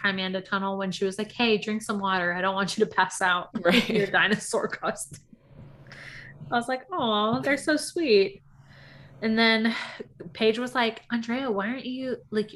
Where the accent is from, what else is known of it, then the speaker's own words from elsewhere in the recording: Southeast, United States; we're from the Southeast.